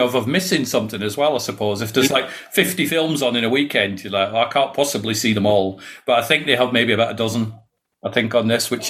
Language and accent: English; Scotland, United Kingdom; now in England; No, well, originally I'm from Scotland. So I'm from Fife, but I moved down to England many, many years ago. So I've got like a mongrel accent.